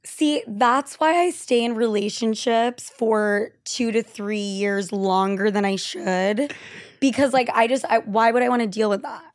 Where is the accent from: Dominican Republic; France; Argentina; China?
Argentina; moved away; I'm from Argentina